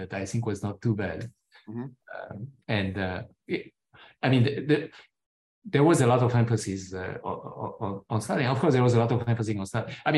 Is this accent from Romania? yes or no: yes; Romania; moved away; my own personal experiences growing up in Romania